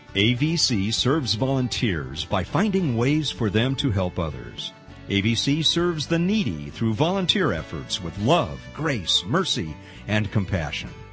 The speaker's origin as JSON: {"language": "English", "town": "Pasadena", "region": "California", "country": "United States", "tie": "born or raised there", "moved": "yes", "said": "I grew up in LA in Pasadena"}